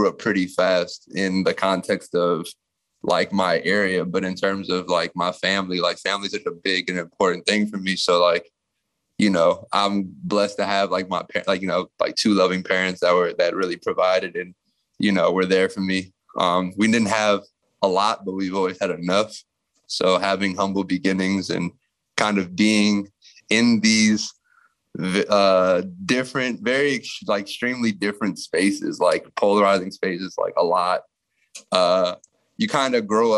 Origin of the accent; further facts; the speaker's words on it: Takoma Park, Maryland, United States; also born or lived in Washington, District of Columbia, United States / Prince George's County, Maryland; I was born in Tacoma Park, Maryland. Was raised out there. Which is like on the borderline of DC and Maryland